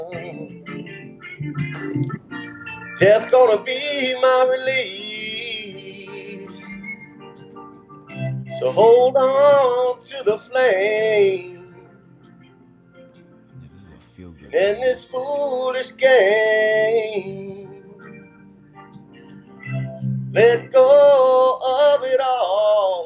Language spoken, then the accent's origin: English; New York City, New York, United States; guys I grew up with in Queens